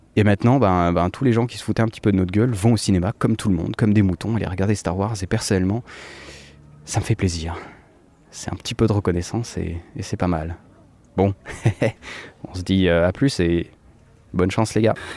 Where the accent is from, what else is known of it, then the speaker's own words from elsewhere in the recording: Switzerland; je suis suisse